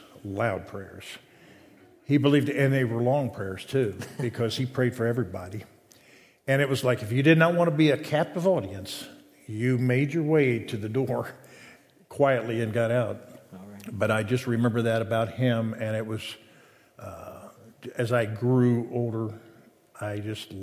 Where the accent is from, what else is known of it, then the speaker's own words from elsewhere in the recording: Hamilton, Ohio, United States; Hamilton, Ohio